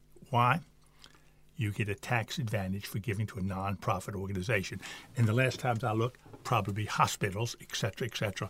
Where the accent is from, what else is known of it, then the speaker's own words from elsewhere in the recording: United States; moved away; just as an American